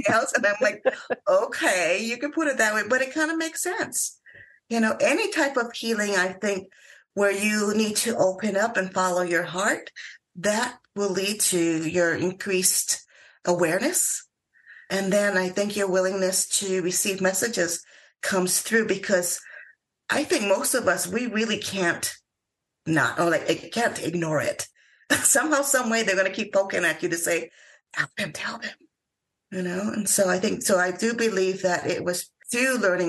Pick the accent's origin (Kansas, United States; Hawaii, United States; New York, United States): Hawaii, United States; I grew up in Hawaii